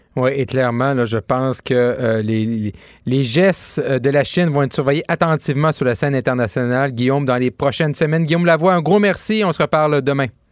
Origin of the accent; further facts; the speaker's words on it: Quebec, Canada; moved away; le Saguenay-Lac-Saint-Jean, c'est ma région d'origine